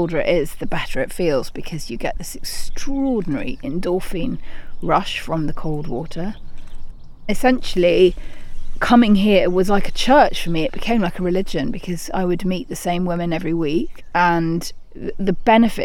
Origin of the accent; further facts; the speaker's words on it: London, United Kingdom; moved away; I grew up in London and we didn't have any real natural experiences